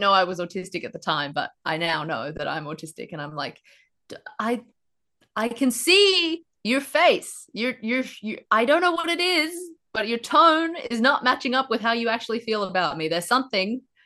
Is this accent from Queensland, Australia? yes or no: yes; Queensland, Australia; moved away as an adult; also born or lived in Brisbane; now in Melbourne, Australia; I moved down here from Queensland right in time for the pandemic. And because my ra, flatmate and I were from Queensland, we'd never seen a rabbit before